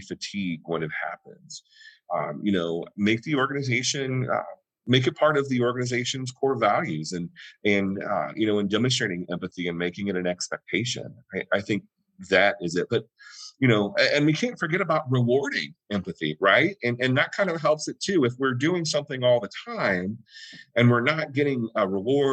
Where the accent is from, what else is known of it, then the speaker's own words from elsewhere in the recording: the South, United States; my family, I was raised, we're from the South.